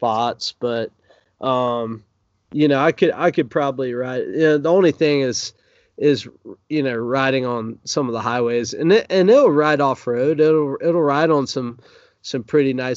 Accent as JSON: {"language": "English", "region": "North Florida", "country": "United States", "tie": "born or raised there", "said": "I grew up in North Florida"}